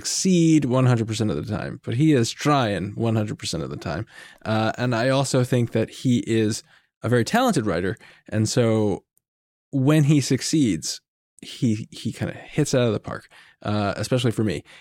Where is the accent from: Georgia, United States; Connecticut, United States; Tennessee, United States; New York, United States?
New York, United States; I'm from New York